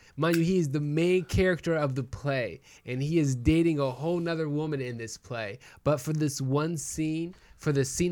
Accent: Cadiz, Ohio, United States; I'm from Cadiz, Ohio

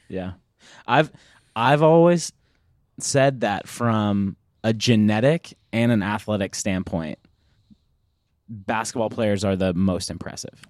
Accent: United States

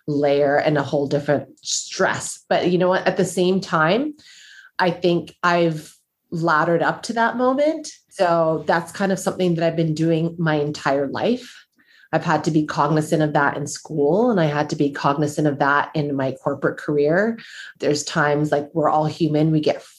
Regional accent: Canada; also born or lived in United States; As a Black woman, as a Black Canadian woman, because I lived in the US and I am Canadian

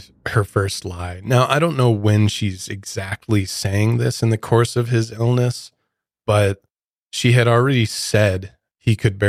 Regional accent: Midwest, United States; which I come from the Midwest, and I've never heard of Bronson before.

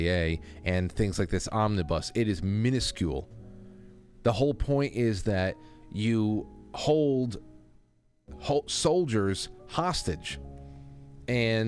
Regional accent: New York, United States

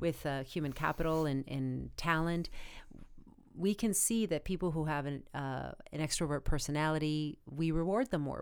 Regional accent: Arizona, United States; moved away; I come from a really small town in Arizona

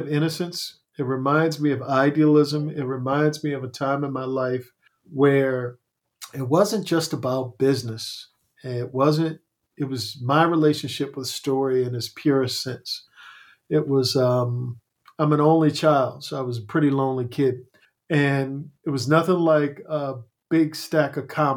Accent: Crownsville, Maryland, United States; a black mental asylum in my hometown.

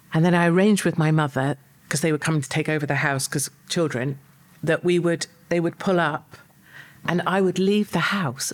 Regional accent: United Kingdom; I'm proud of uh, being British

